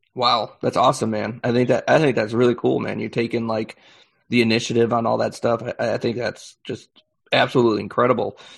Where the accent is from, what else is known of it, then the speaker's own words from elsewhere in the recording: Chicago, Illinois, United States; I'm I'm from Chicago, um, and so uh, I was local